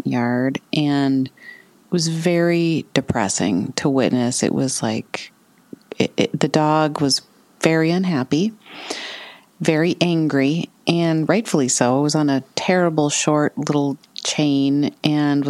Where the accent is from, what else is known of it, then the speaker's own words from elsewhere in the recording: St. Paul, Minnesota, United States; now in Asbury Park, United States; I was born in Minneapolis, but I grew up in St. Paul, the city of St. Paul proper, right on what's called the West Side, across from downtown St. Paul